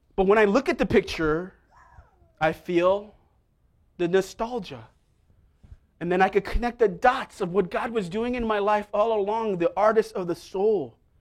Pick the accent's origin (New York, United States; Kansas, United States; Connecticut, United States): New York, United States; New York City; also born or lived in Staten Island, New York; I grew up in Manhattan. for most of my life, right near Columbia